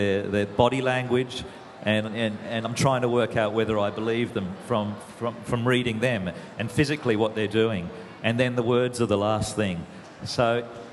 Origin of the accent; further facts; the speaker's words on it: northeastern New South Wales, Australia; I grew up on a banana and avocado farm in northeastern New South Wales